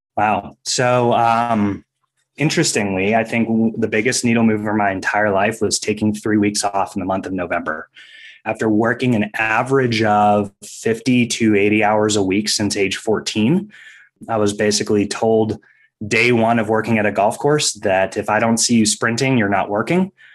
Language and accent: English; Maine, United States; I was a competitive ski racer growing up in Maine